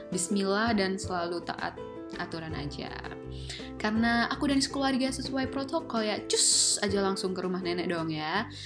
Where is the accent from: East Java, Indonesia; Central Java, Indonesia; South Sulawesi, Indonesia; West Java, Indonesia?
Central Java, Indonesia; Boyolali; aku tuh orang Boyolali ini Boyolali itu adalah terletak di kaki Gunung Merbabu yang bener-bener suasananya, hawanya itu dingin